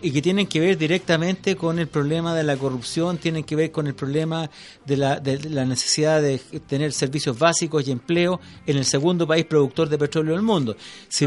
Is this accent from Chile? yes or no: yes; Chile; como chilenos